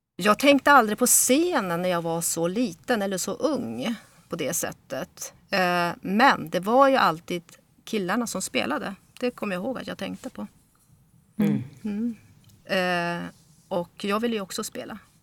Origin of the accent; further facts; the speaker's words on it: Örnsköldsvik, Västernorrland County, Sweden; now in Stockholm, Sweden; jag är ju bosatt i Stockholm men uppvuxen i eh, Norrland. Eh, och eh, eh, kom till Sverige när jag var fyra år